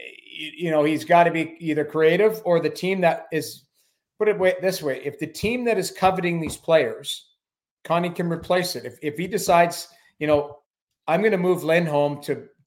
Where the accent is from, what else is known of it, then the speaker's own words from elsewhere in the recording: Edmonton, Alberta, Canada; also born or lived in Lethbridge; I grew up in Edmonton, played junior in Lethbridge. Like, I'm an Alberta boy through and through